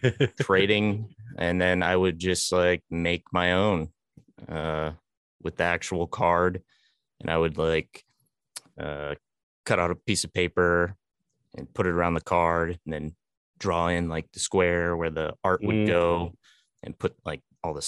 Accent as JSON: {"language": "English", "town": "North Berwick", "region": "Maine", "country": "United States", "tie": "born or raised there", "said": "Which is actually my hometown."}